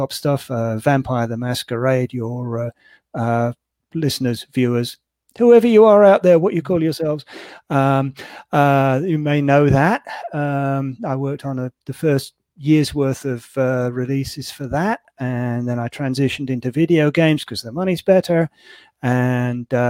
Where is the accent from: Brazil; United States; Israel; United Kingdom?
United Kingdom; England; moved away as an adult; I was born in England and spent the first half of my life there.